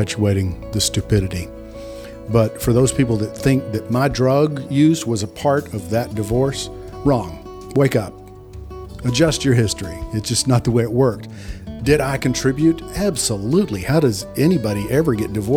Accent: Texas, United States; I'm a redneck from Texas

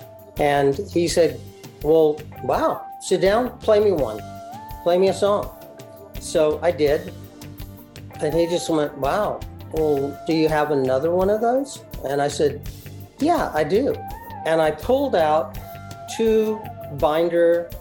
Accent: Waco, Texas, United States; I was born in Texas. In fact, I was born in Waco, Texas

